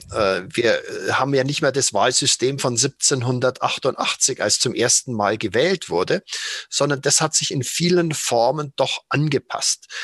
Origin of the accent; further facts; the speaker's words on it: Germany; als Deutsche